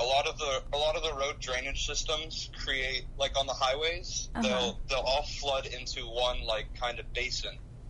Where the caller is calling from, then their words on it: Miami, Florida, United States; I'm calling from Miami, Florida.